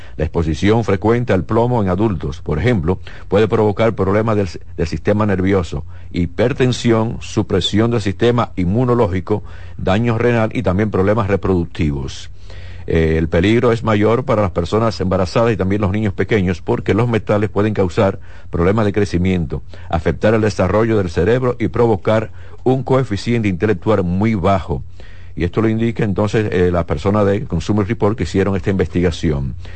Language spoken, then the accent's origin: Spanish; Dominican Republic